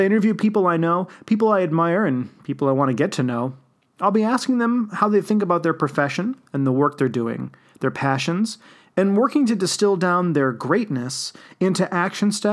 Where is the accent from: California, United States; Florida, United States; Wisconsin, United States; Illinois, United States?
Illinois, United States; Wheeling; I was privileged enough to grow up in the Chicago suburbs